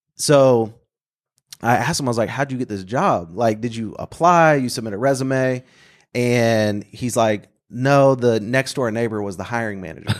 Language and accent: English; Bartlesville, Oklahoma, United States; moved away as an adult; now in Oklahoma City, United States; I grew up in Bartlesville, and then I went to the University of Oklahoma